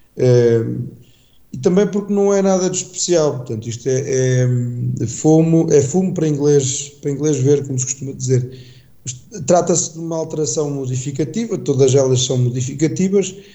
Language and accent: Portuguese; Calvão, Aveiro District, Portugal; eu venho sempre com muito gosto para a minha terra, até porque a minha terra, bem sabido, Calvão é capital